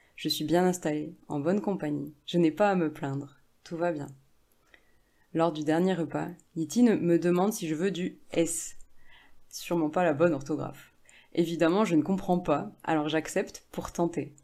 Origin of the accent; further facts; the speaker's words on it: France; moi, qui suis française.